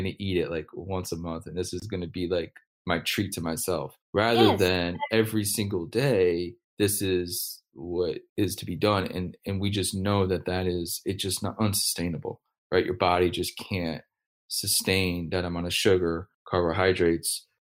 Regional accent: United States; as an American

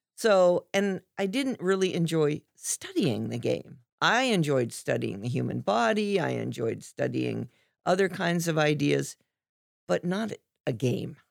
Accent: Dayton, Ohio, United States; I grew up in Dayton

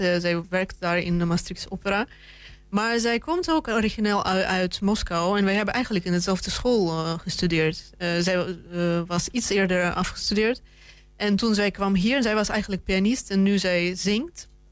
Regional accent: Russia; moved away; ik ben zelf Rus

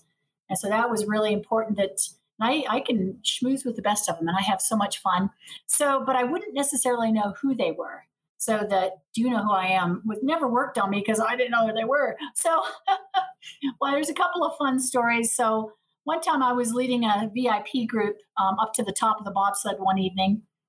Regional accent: Perth, Western Australia, Australia; also born or lived in Montana, United States; Well, I was born in Montana. My mom took us to Australia. She's a professor of Indigenous education, so at the Edith Cowan University in Perth. So I kind of grew up and went to college and uni there.

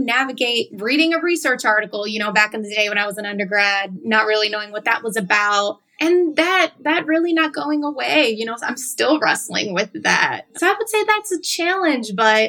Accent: Chicago, Illinois, United States; validated my experiences as a young woman of color growing up in Chicago.

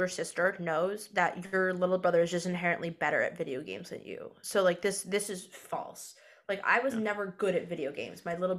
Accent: upstate New York, United States; now in New York City, United States; I'm from upstate New York.

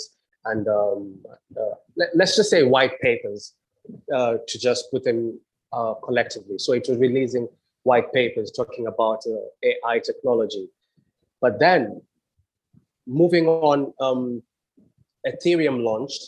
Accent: Kenya; also born or lived in England; now in Trinidad and Tobago; I went back to my home country, Kenya

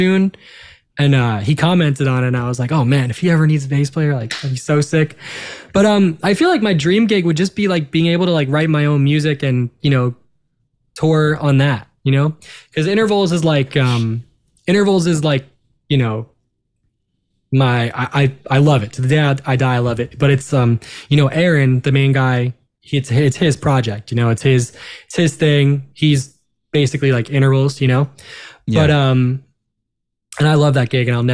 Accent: Long Island, New York, United States; we're all from New York. We're all, you know, we're all Jews from Long Island

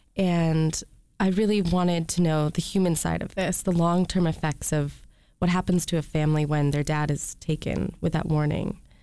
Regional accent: Rochester, Michigan, United States; moved away; also born or lived in California; I'm from Rochester, Michigan.

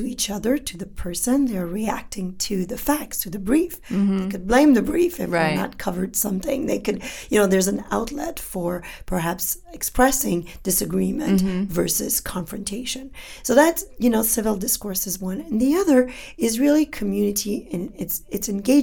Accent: Canada; first language French; English is a second language; I'm from Canada

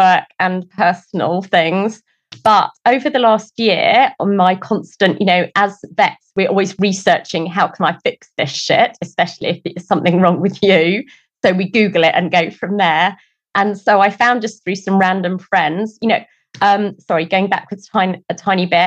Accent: England, United Kingdom; moved away as an adult; also born or lived in Adelaide, Australia; now in New Zealand; although I was brought up in England, all of my family are not from England.

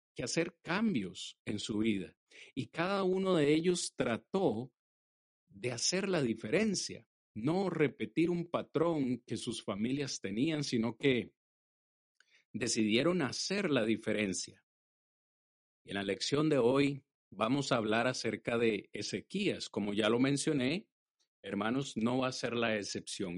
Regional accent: Costa Rica; en Costa Rica, de donde soy eh, originario

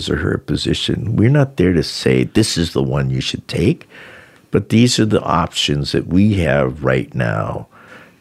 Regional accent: Boston, Massachusetts, United States; I grew up in Boston, across the street from across the Boston Common. I grew up on Charles Street in Boston Common

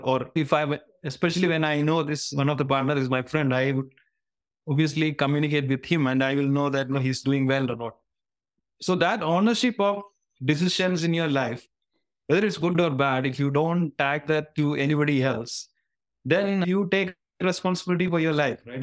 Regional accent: Kerala, India; moved away as an adult; now in Singapore; I'm hailing from Kerala, southern part of India, and where I've spent most of my um, life

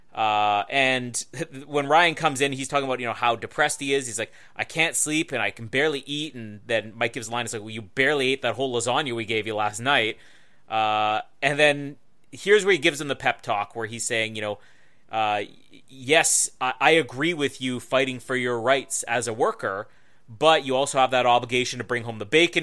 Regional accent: Winnipeg, Manitoba, Canada; Winnipeg, my hometown

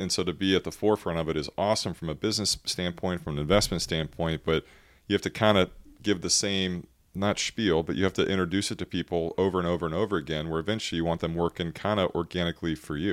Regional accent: Texas, United States; we're from Texas

